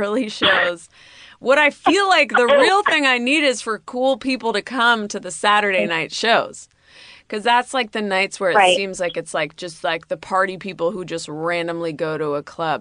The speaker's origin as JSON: {"language": "English", "area": "Bay Area", "region": "California", "country": "United States", "tie": "born or raised there", "also_born_or_lived": "New York", "moved": "yes", "lives_now": "Los Angeles, United States", "said": "growing up in the Bay Area"}